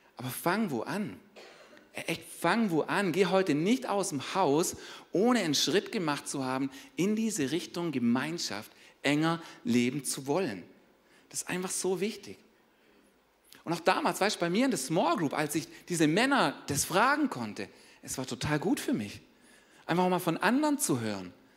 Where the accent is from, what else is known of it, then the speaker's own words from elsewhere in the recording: Germany; wir als Deutsche